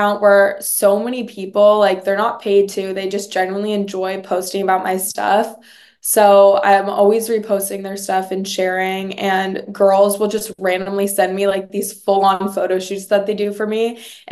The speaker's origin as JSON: {"language": "English", "town": "New York City", "region": "New York", "country": "United States", "tie": "born or raised there", "moved": "as an adult", "said": "growing up there all my life"}